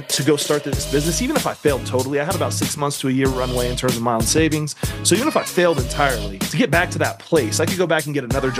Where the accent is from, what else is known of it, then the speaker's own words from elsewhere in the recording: Central Luzon, Philippines; born there; So I was born in the Philippines.